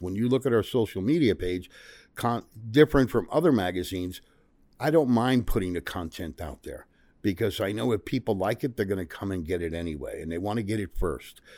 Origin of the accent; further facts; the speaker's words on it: Memphis, Tennessee, United States; We're in my hometown here now of Memphis